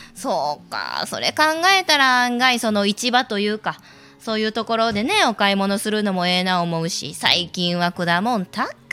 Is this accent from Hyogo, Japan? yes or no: yes; Himeji, Hyogo, Japan; 地元の姫路